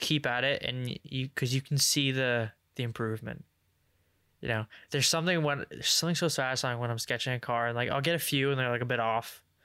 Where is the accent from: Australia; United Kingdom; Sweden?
United Kingdom; England; I'm English